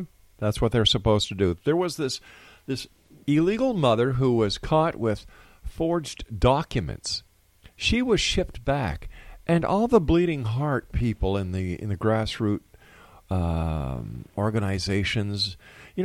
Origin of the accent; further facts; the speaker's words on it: Canada; I'm talking as a Canadian here in Canada